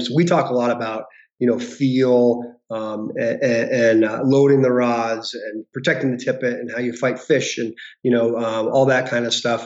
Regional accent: Denver, Colorado, United States; now in Bozeman, United States; I grew up uh, west of Denver

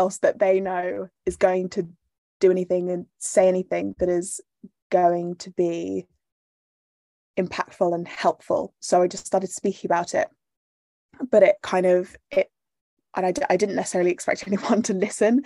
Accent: Bath, South West England, United Kingdom; I grew up in Bath, which is a small city in England

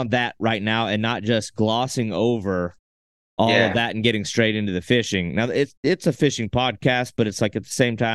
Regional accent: United States; we're from America

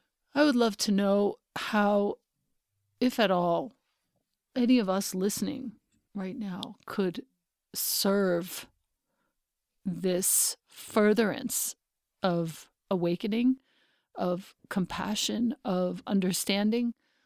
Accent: Philippines; Oh, no, but I'm Filipino. Please get your racism right.

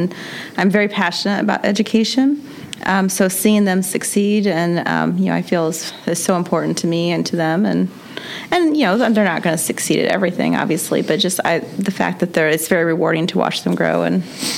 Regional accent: Columbia City, Indiana, United States; Columbia City.

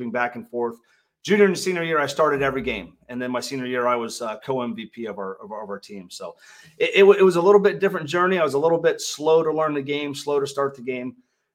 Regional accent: Central Ohio, United States; I'm from Central Ohio

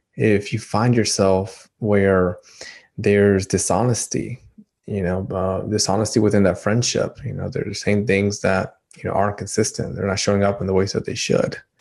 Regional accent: Dominican Republic; moved away; I'm from Dominican Republic

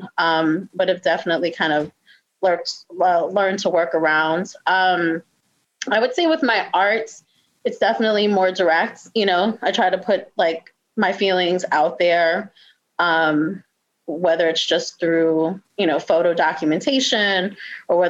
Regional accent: New York City, New York, United States; moved away as an adult; also born or lived in Richmond, Virginia / Washington, D.C.; now in Baltimore, United States; I'm originally from New York City, born and raised

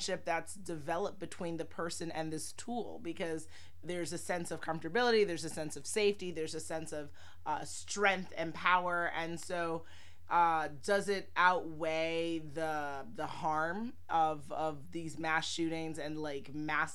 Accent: New York City, New York, United States; I grew up in Manhattan

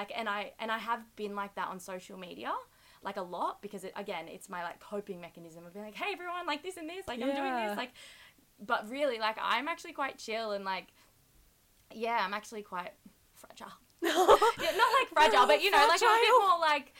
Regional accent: Melbourne, Victoria, Australia; we're both from Melbourne

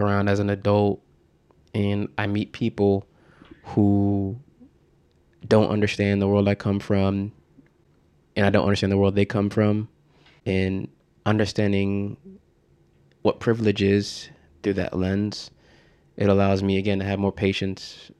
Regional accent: Norwalk, Connecticut, United States; also born or lived in Bridgeport, Connecticut; I grew up in Norwalk, Connecticut, it's like an hour outside of New York City

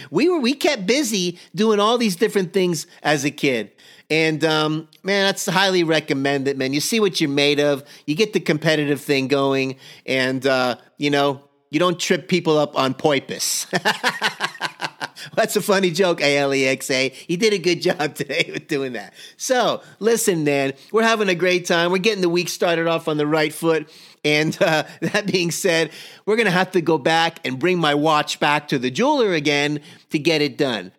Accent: Miami, Florida, United States; growing up in Miami, Florida

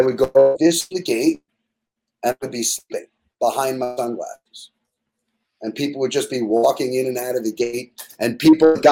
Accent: Jericho, New York, United States; I was from Jericho on Long Island

